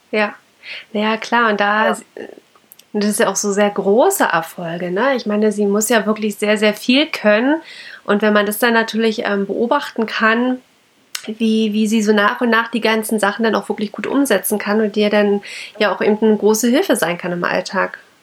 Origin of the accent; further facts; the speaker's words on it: Germany; bei uns in Deutschland